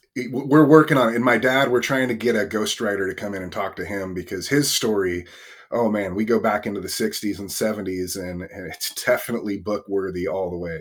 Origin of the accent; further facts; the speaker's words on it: Northern California, United States; I grew up in a really small town, um, in the country in Northern California